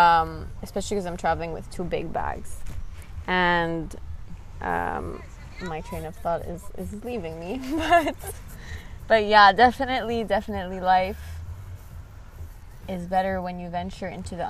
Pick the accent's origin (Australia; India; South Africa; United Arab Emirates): United Arab Emirates; Abu Dhabi; born there; also born or lived in Lebanon / Canada; So I was born in Abu Dhabi, and then we moved to Canada for, I mean, we moved to Lebanon for a year, and then we moved to Canada for 4 years to get the citizenship